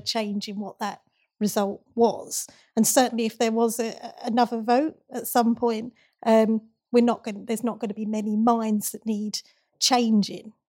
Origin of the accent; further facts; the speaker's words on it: Castle Point, Essex, East of England, United Kingdom; The, uh, constituency I grew up in, Castle Point